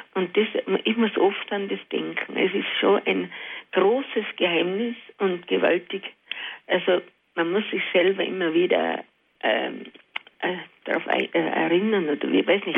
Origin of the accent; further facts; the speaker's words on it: Alpbach, Tyrol, Austria; moved away; seit ich jetzt wieder in Altbach, in meiner Heimat bin, acht Jahre